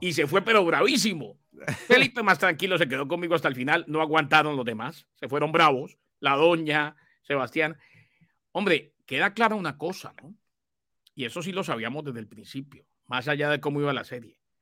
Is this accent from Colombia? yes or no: yes; Colombia; yo como colombiano